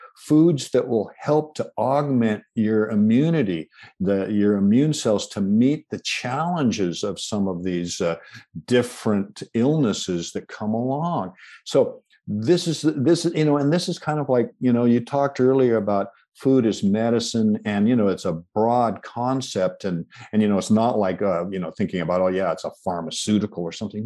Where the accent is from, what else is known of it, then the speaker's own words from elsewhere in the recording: Washington, United States; I was born in the Pacific Northwest